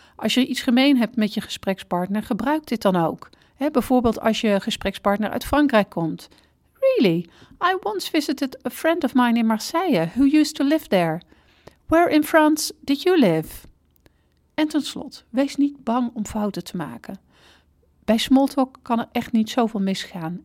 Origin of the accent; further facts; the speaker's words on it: Netherlands; als Nederlanders